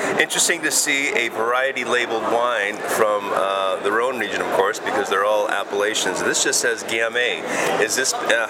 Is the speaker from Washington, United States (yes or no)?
yes; Washington, United States; I'm from Washington State in the west coast of the United States, and we grow a lot of Syrah as well.